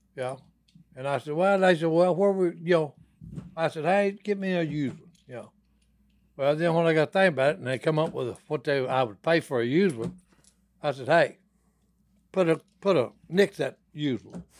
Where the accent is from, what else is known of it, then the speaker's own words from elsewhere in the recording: Dixie, Louisiana, United States; we had a pond where we grew up in Dixie, Louisiana. It was in Blanchard